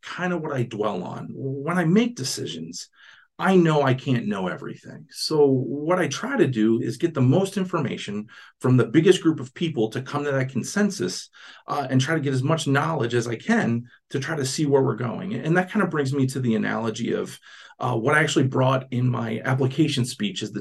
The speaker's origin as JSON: {"language": "English", "town": "Philadelphia", "region": "Pennsylvania", "country": "United States", "tie": "born or raised there", "said": "I grew up in Philadelphia"}